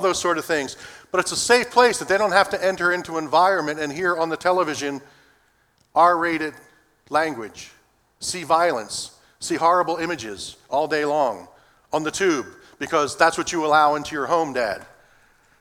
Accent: Philadelphia, Pennsylvania, United States; Growing up in Philadelphia, my mother, for the part of our early life, was a homemaker

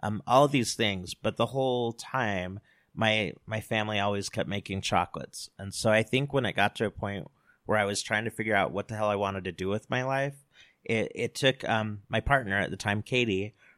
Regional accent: American Fork, Utah, United States; I grew up in American Fork.

